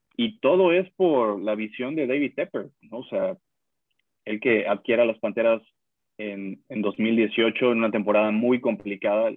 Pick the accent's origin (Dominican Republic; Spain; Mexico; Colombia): Mexico; now in United States